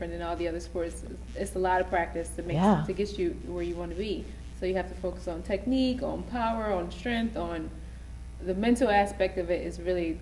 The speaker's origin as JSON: {"language": "English", "town": "Philadelphia", "region": "Pennsylvania", "country": "United States", "tie": "born or raised there", "said": "I'm from Philadelphia, Pennsylvania. So growing up, it was just me and my mom"}